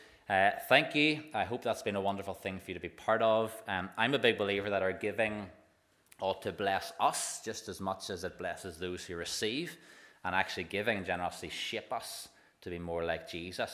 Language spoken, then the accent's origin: English; Waringstown, Northern Ireland, United Kingdom; I'm from Waringstown.